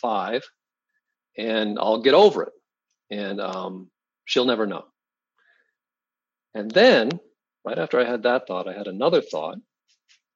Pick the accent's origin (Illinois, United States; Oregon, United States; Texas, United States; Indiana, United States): Oregon, United States; Salem; also born or lived in Eugene, Oregon; I grew up in Oregon, high school in Salem, college in Eugene